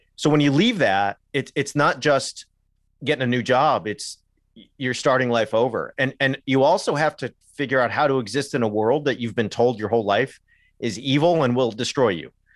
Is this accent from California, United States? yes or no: yes; Southern California, United States; moved away as an adult; also born or lived in England; I grew up in Southern California